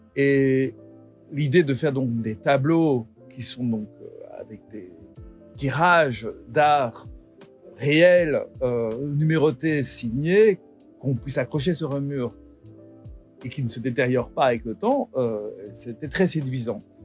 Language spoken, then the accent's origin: French; Belgium; je suis belge